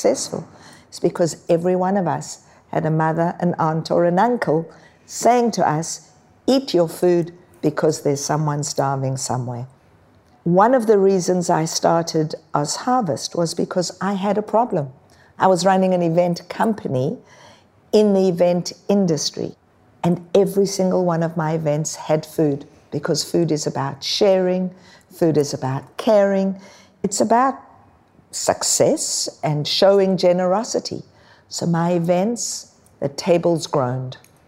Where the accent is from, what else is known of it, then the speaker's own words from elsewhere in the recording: South Africa; now in Australia; I was born in South Africa